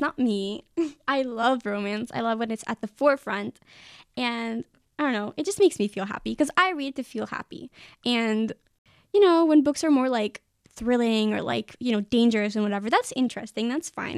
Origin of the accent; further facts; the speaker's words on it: Israel; I'm from Israel